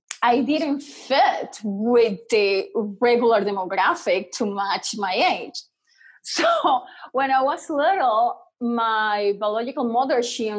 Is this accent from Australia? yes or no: no; Venezuela; I was born in Venezuela.